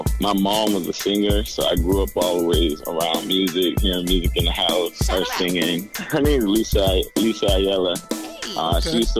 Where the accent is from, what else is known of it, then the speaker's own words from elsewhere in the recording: Boston, Massachusetts, United States; I grew up in Roxbury and Dorchester. So I basically, like, came up completely in the Dorchester Y.